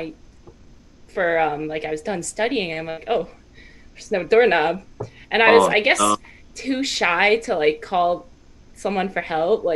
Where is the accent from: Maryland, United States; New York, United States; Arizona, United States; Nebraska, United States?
New York, United States; Long Island; I'm from Long Island